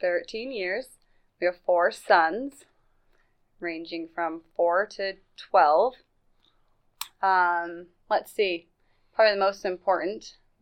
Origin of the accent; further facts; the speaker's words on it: Meridian, Idaho, United States; now in Nampa, United States; We're both from Meridian originally, and then we just kind of bounced around.